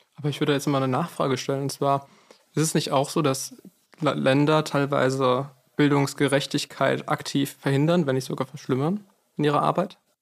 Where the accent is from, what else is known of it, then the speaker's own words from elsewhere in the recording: Frankfurt, Hesse, Germany; bei uns in Frankfurt